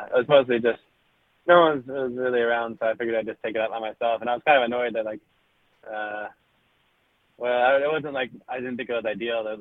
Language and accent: English; North Carolina, United States; moved away; I'm from North Carolina, originally.